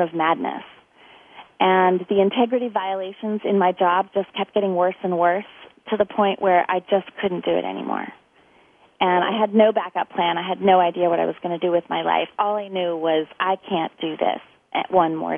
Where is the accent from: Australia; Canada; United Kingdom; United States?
United States; moved away; also born or lived in San Diego, California / Orlando, Florida; I grew up, well, between San Diego and Orlando, Florida